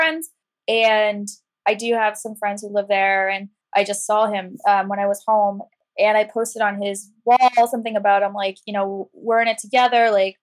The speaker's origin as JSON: {"language": "English", "area": "an hour north of Cincinnati", "region": "near Miami University of Ohio", "country": "United States", "tie": "born or raised there", "moved": "yes", "lives_now": "New York, United States", "said": "I grew up in like a really rural area"}